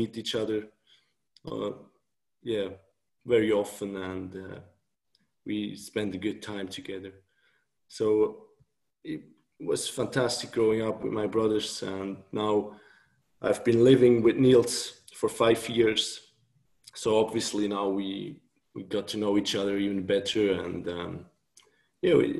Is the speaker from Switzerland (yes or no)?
yes; Thun, Bern, Switzerland; English is a second language; So I'm still living where I grew up in Thun. It's this close city in Switzerland, close to Bern